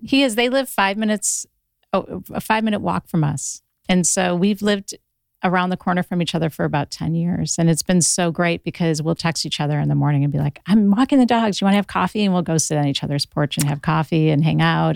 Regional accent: Ohio, United States; now in Los Angeles, United States; I'm from Ohio originally

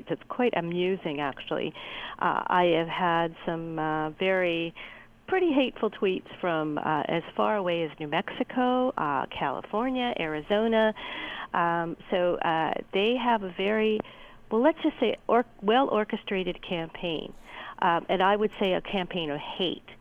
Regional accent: Hamilton, Ontario, Canada; I grew up in Hamilton.

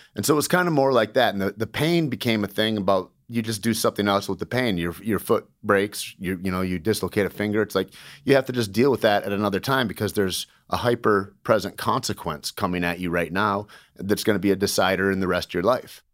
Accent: Alpena, Michigan, United States; moved away as an adult; also born or lived in Santa Fe, New Mexico; Grew up in Alpena, Michigan, Shore Lake Huron, and, uh, Southern Michigan for years and years

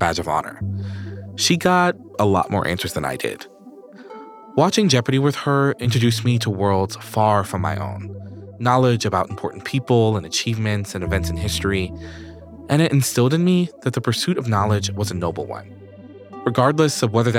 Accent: New York, United States; I grew up in New York.

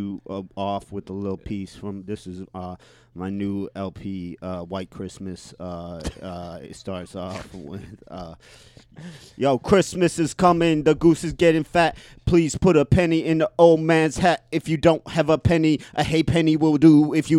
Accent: St. Petersburg, Florida, United States; Ephrata. I came up in St. Petersburg.

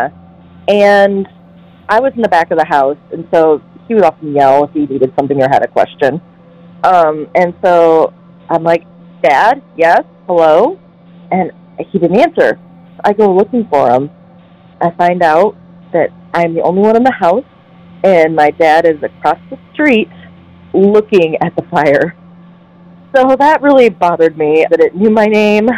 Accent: Toledo, Ohio, United States; I'm from Toledo, Ohio

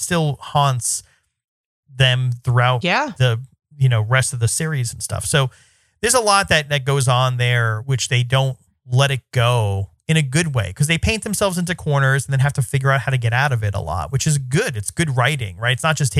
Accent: New York City, New York, United States; I'm from New York City, born and raised.

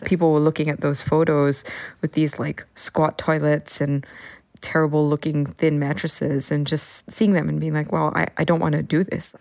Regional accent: Singapore; now in Hong Kong; I am from Singapore

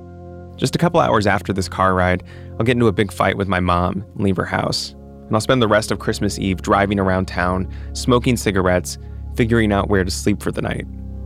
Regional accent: Florida, United States; moved away; also born or lived in New York; My sister and I are at a Chinese takeout place near where I grew up in Florida. I was back home visiting for the holiday.

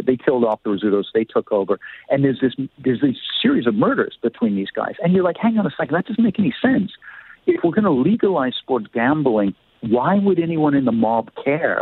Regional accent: Canada; as a Canadian

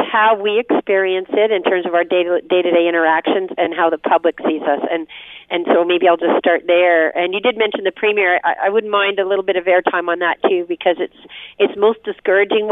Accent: Windsor, Ontario, Canada; I came from Windsor. Mm-hmm. My dad was an auto worker

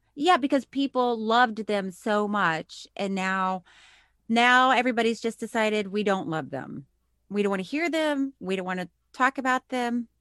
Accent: Miami, Florida, United States; I was born in Miami

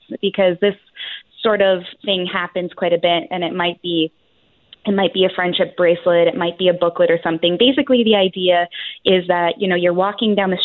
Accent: Canada; we're so Canadian

